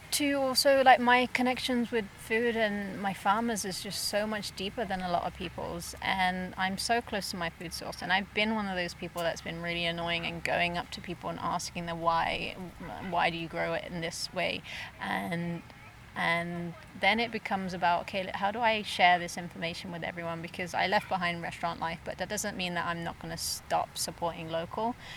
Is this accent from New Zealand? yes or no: no; England, United Kingdom; now in Okanagan, Canada; I'm originally from England, so we came over in 2008 on an entrepreneurial visa, and we came over as a family.